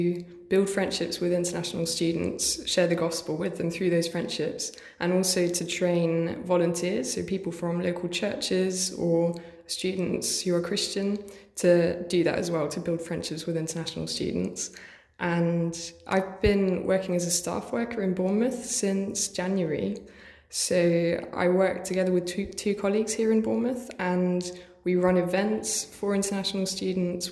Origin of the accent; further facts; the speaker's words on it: Germany; moved away as an adult; also born or lived in Hertfordshire, England; now in Liverpool, United Kingdom; I was born in England, was born in Hertfordshire, but my parents are German, and age 7 I moved to Germany and then came back 5 years ago